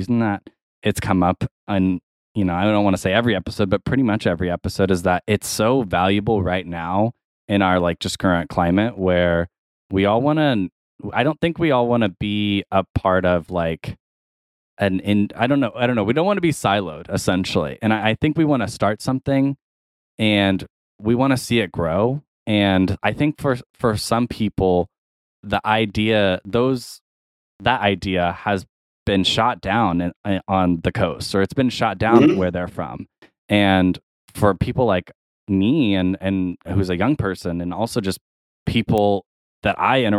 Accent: Tulsa, Oklahoma, United States; here in my hometown

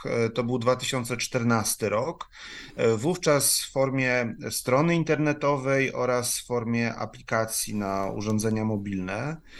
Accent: Kielce, Świętokrzyskie Voivodeship, Poland; moved away as an adult; now in Kraków, Poland; nie urodziłem się w Krakowie, natomiast mieszkam tutaj już ho, ho, ho ponad ćwierć wieku. Także e, w pewien sposób się zadomowiłem w Krakowie, ale e, pochodzę z Kielc

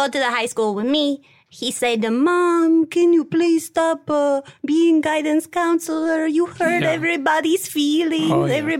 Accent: Turin, Piedmont, Italy; I'm from Italy. I'm from Torino.

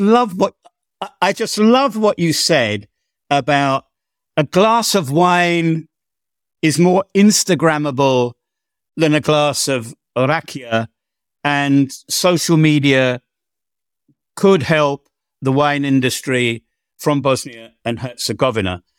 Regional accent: England, United Kingdom; I'm an Englishman

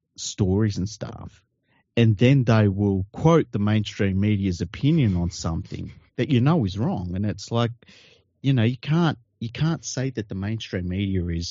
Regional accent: Sydney, New South Wales, Australia; I grew up in Tregear

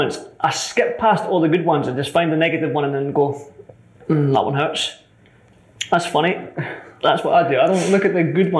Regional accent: Edinburgh, Scotland, United Kingdom; accent: Scottish; my accent, being Scottish

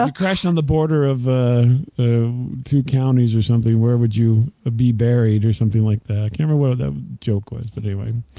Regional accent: downstate Illinois, United States; i'm not from chicago i'm actually from uh, downstate illinois

